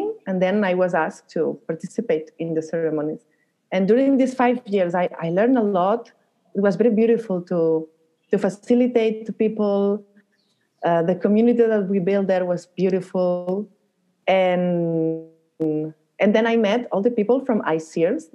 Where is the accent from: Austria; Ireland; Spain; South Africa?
Spain; Barcelona, Catalonia; moved away as an adult; also born or lived in Peru; I'm from Barcelona